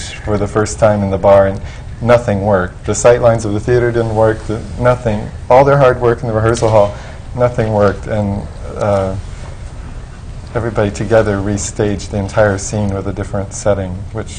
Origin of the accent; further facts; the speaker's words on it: United States; I, as an American